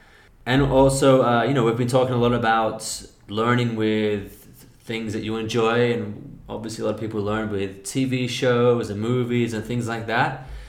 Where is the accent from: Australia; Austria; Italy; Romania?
Australia; accent: Australian; a lot of people have commented on me, for example, because my I've kind of neutralized my Australian accent here.